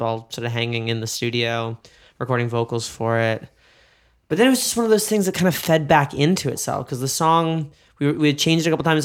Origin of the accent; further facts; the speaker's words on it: New York, United States; now in Los Angeles, United States; I'm from New York